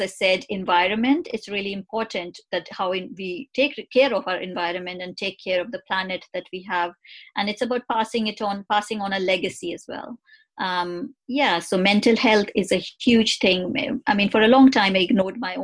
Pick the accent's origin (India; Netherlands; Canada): India; moved away; coming from India, I came from India is a very traditionally patriarchal society